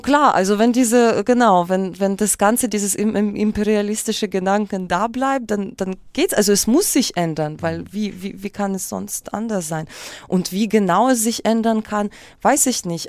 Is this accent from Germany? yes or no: no; Kyiv, Ukraine; first language Russian; German is a second language; moved away; also born or lived in Moscow; Dann bin ich mit meiner Mutter nach Kiew